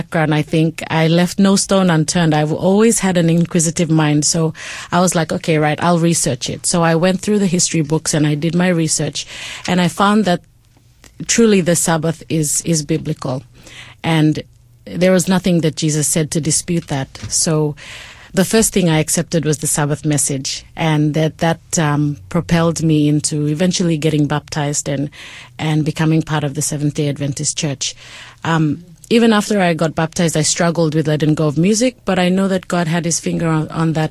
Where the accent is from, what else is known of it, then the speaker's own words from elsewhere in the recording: Port Moresby, National Capital District, Papua New Guinea; I was raised in Papua New Guinea, in Port Moresby is where I spent most of my life.